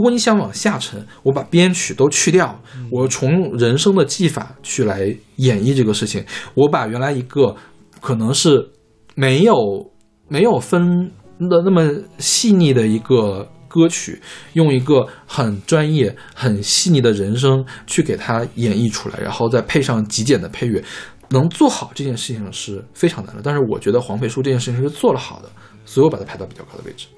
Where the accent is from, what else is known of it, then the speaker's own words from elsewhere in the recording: China; 我们大陆这边